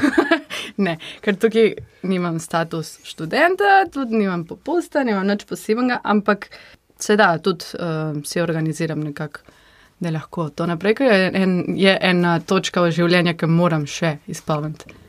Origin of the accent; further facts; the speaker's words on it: San Miguel de Tucumán, Tucumán, Argentina; Slovenian is a second language; moved away as an adult; now in Slovenia; prihajam iz Tukumana, to je v severu Argentine